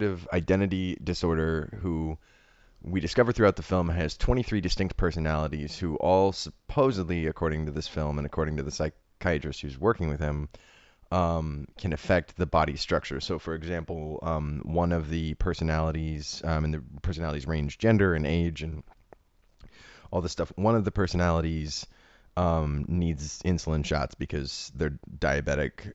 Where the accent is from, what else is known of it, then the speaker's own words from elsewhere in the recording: Ohio, United States; also born or lived in Harlem, New York; now in New York, United States; a writer from Ohio who now lives in Harlem